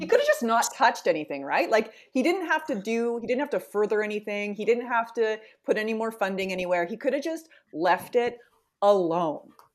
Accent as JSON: {"language": "English", "town": "Edmonton", "region": "Alberta", "country": "Canada", "tie": "born or raised there", "also_born_or_lived": "Winnipeg / East Coast", "moved": "as an adult", "said": "born and raised Edmonton"}